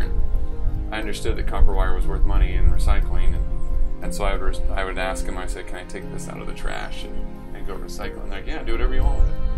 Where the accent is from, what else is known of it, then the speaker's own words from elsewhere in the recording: San Jose, California, United States; moved away as an adult; also born or lived in Utah; I grew up in San Jose, the South Bay area of California